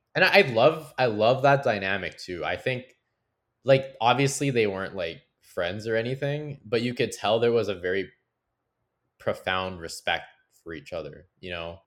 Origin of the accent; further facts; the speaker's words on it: Canada; I'm proud to be Canadian today